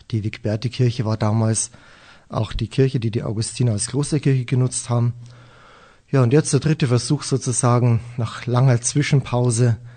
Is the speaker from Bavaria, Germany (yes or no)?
yes; Weiden, Bavaria, Germany; Weiden bezeichne ich gerne als meine Heimatstadt. Dort habe ich lange Zeit im Internat gelebt.